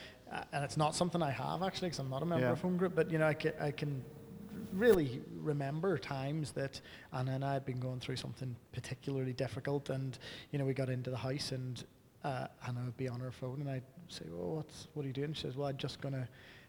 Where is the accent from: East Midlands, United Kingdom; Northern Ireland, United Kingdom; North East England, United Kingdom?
Northern Ireland, United Kingdom; I'm Northern Irish.